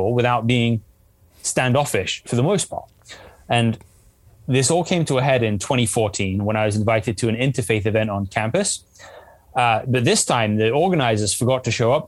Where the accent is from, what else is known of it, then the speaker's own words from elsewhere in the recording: England, United Kingdom; I grew up in England, which is a very secular country for the most part.